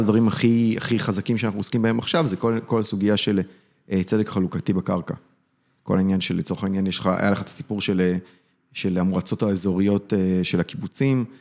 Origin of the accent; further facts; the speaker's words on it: Beersheba area, Southern District, Israel; ההורים שלי הגיעו לבאר שבע, אני נולדתי באזור. אה, גדלתי באזור